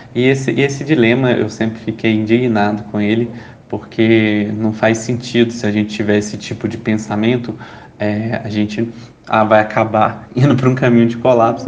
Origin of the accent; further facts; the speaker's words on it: Belo Horizonte, Minas Gerais, Brazil; now in São Paulo, Brazil; Eu nasci em Belo Horizonte, uh, mas a gravidade de São Paulo me puxou